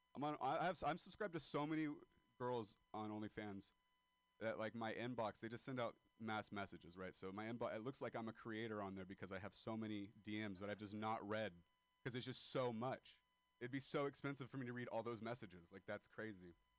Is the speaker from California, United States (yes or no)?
yes; Modesto, California, United States; moved away; I am a dropout from Modesto, California.